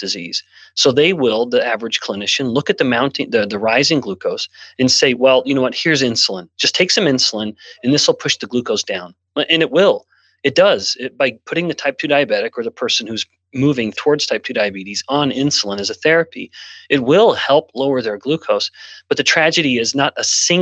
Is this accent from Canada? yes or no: yes; Canada; now in United States; I'm born and raised in Canada, and I've lived in multiple countries